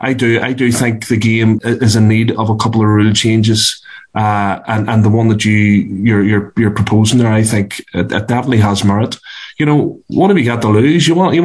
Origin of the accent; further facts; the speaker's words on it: Belfast, Northern Ireland, United Kingdom; I'm from North Belfast